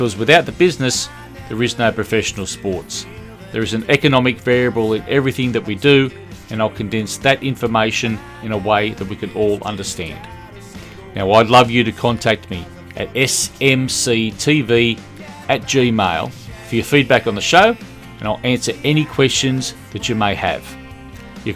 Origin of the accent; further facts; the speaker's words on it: Australia; accent: Australian; as you can tell from the accent, I'm an Australian.